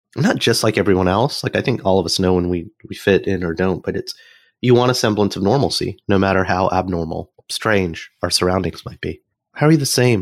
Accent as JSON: {"language": "English", "region": "Alabama", "country": "United States", "tie": "born or raised there", "said": "as an American who grew up in Alabama"}